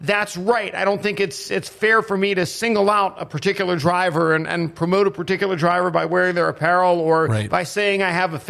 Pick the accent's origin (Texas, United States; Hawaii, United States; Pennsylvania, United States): Pennsylvania, United States; Pittsburgh; having grown up in the Pittsburgh area